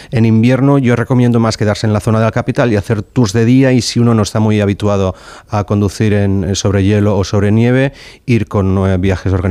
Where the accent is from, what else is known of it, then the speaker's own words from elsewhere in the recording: Barcelona, Catalonia, Spain; also born or lived in Reykjavik, Iceland; yo me crié en Barcelona, en, en, Gracia, así que un barrio con mucha densidad de población, con lo cual estaba acostumbrado.